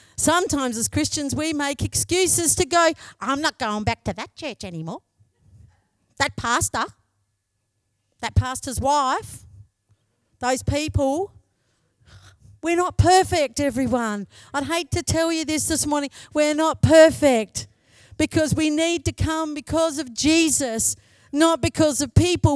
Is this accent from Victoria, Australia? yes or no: no; Broken Hill, New South Wales, Australia; moved away as an adult; also born or lived in Menindee; I come from Broken Hill, yeah? So I come from Broken Hill.